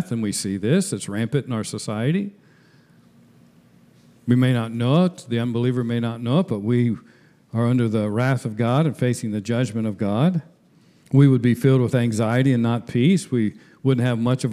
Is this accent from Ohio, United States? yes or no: yes; Marymount, Ohio, United States; the moment I was born in Marymount, Ohio, I became a citizen of the United States